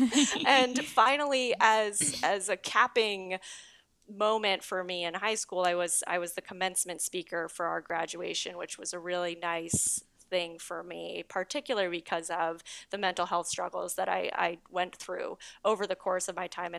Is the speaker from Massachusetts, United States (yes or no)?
yes; Walpole, Massachusetts, United States; also born or lived in New York City / Paris; now in Hoboken, United States; I'm originally from Walpole, Massachusetts